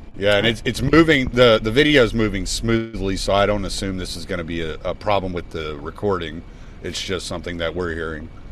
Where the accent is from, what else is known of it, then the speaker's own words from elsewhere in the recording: the South, United States; I'm from the South, so I'm related to so many of these people.